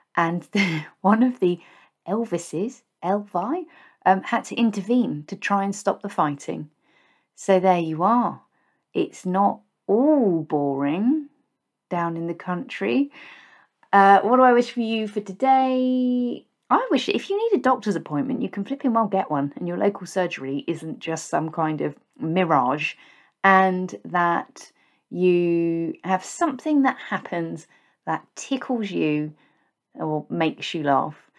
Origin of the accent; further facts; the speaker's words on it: Basingstoke, South East England, United Kingdom; moved away as an adult; also born or lived in Reading / West Berkshire; I grew up in Basingstoke, a town that gets a very bad rap